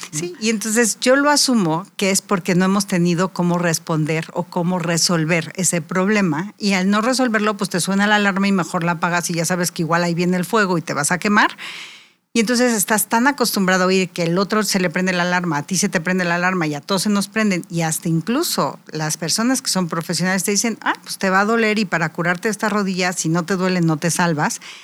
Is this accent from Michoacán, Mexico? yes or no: no; Querétaro, Mexico; otomí, nuestra lengua natal de Querétaro